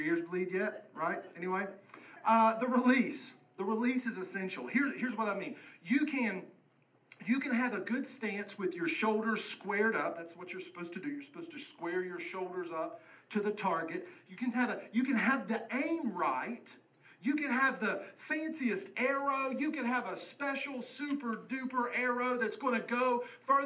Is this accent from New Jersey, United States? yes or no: no; West Virginia, United States; growing up in West Virginia